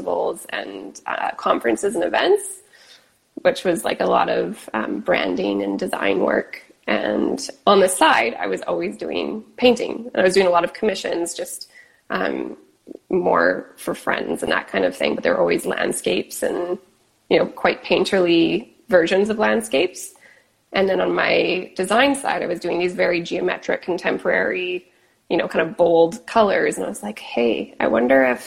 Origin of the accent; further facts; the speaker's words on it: Kelowna, British Columbia, Canada; moved away as an adult; now in Los Angeles, United States; I grew up in Kelowna, BC, which is in Canada